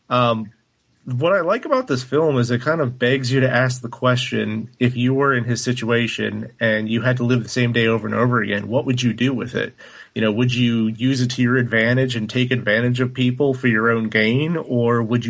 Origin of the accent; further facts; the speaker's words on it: United States; an ugly American